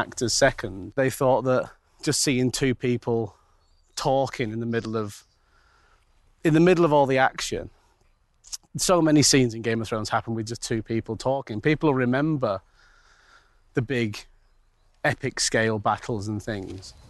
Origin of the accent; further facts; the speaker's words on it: Manchester, North West England, United Kingdom; I'm from Manchester